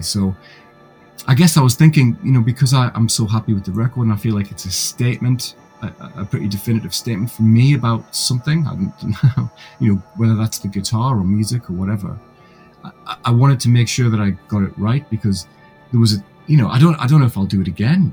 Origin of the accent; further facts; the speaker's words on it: Gateshead, North East England, United Kingdom; now in Leeds, United Kingdom; I'm actually originally from a city about 100 miles north um, called Gateshead